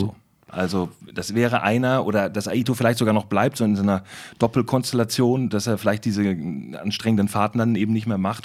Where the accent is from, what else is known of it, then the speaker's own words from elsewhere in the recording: Northern Germany, Germany; ich als Norddeutscher